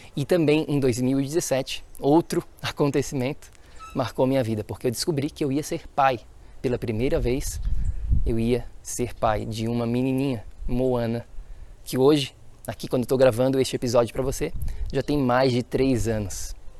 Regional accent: Florianópolis, Santa Catarina, Brazil; Nasci e cresci em Florianópolis, Santa Catarina, Floripa, Ilha da Magia

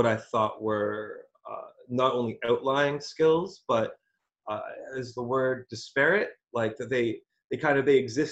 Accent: Alberta, Canada; moved away; also born or lived in Toronto; I was born in Alberta

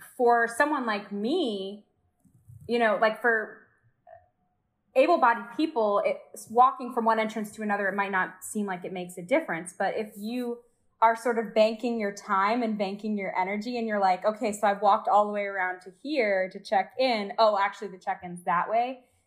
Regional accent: Georgia, United States; moved away as an adult; now in Orlando, United States; I'm from Georgia

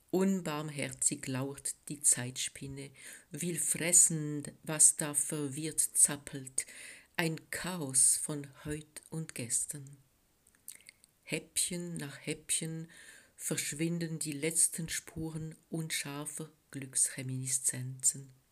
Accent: French-speaking Switzerland, Switzerland; German is a second language; now in Bern, Switzerland; Ich komme aus der Schweiz genauer gesagt aus der französischen Schweiz, wo ich geboren und aufgewachsen bin. Deutsch habe ich in der Schule gelernt

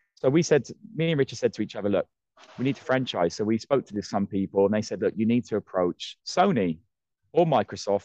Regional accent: Ireland; also born or lived in Australia; now in United Kingdom; I am Irish

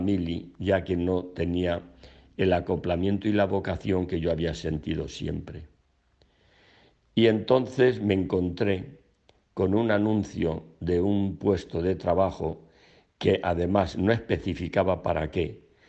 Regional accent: Albacete, Castilla-La Mancha, Spain; moved away as an adult; now in Madrid, Spain; me vine a Madrid desde mi tierra de Albacete

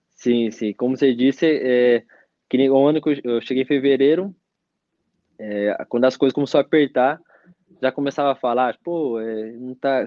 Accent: Mogi das Cruzes, São Paulo, Brazil; moved away as an adult; also born or lived in Curitiba / Portugal / Slovakia; now in Bulgaria; sou de Mogi das Cruzes

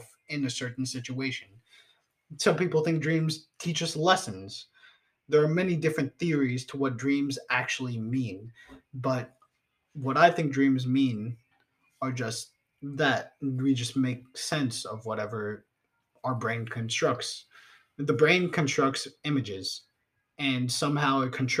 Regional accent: United States; I'm an American too

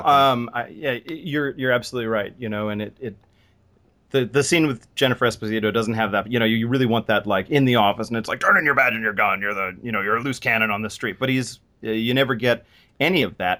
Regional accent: United States; as an American

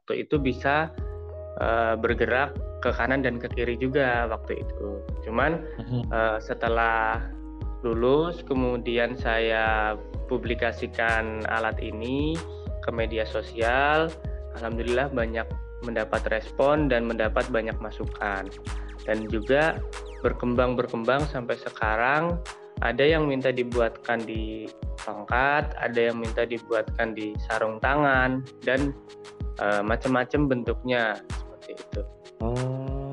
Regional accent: Ciamis, West Java, Indonesia; Saya asalnya dari Ciamis, Jawa Barat.

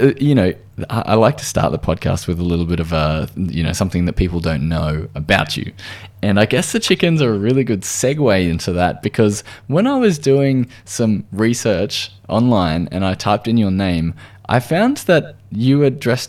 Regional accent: Australia; accent: Australian

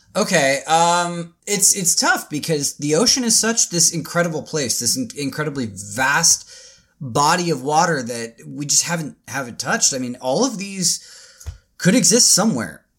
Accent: Tacoma, Washington, United States; also born or lived in Seattle, Washington; That's where I was born and raised, or not born, but that's where I was raised. Is like the Tacoma like area.

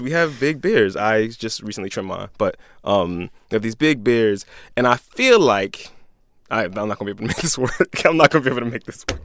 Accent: Philadelphia, Pennsylvania, United States; I'm a Philadelphian, I'm a Catholic, I'm a black dude

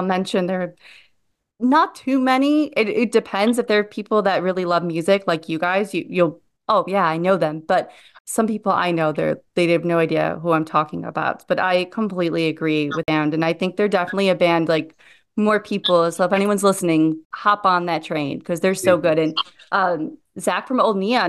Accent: Midwest, United States; moved away; I'm originally from the Midwest.

